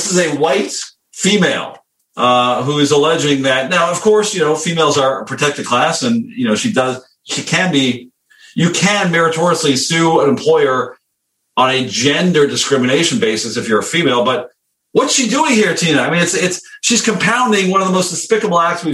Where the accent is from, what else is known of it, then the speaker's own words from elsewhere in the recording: Montreal, Quebec, Canada; now in Chicago, United States; I grew up in Montreal